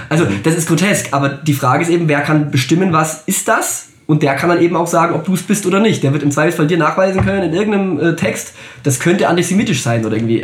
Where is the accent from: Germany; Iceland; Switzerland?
Germany; wir als Deutsche